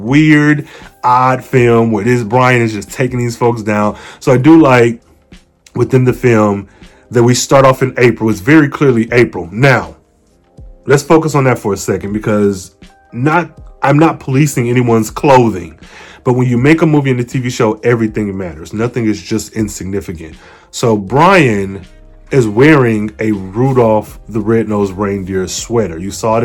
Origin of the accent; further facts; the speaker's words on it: Midwest, United States; I'm from the Midwest